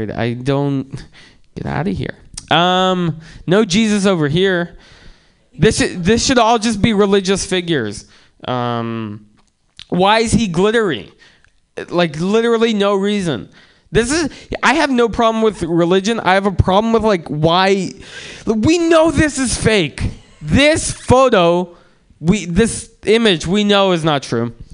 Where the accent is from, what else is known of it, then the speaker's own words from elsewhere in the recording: San Francisco, California, United States; Like everyone smoked weed growing up in San Francisco.